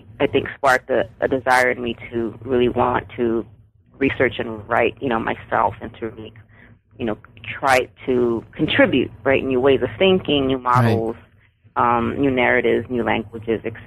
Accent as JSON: {"language": "English", "town": "San Antonio", "region": "Texas", "country": "United States", "tie": "born or raised there", "said": "I'm born and raised in South Texas on the west side of San Antonio"}